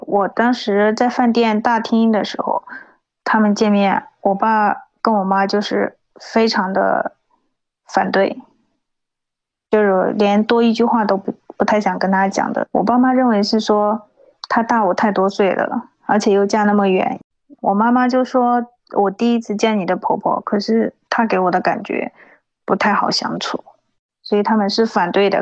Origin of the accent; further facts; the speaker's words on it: China; moved away as an adult; also born or lived in Ningbo; now in Taiwan; 我是大陆人